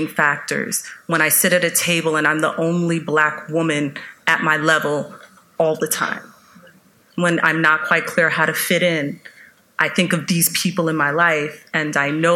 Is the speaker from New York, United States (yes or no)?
yes; New York City, New York, United States; also born or lived in Harlem; I was raised in Queens, though, but I did my summers in the Harlem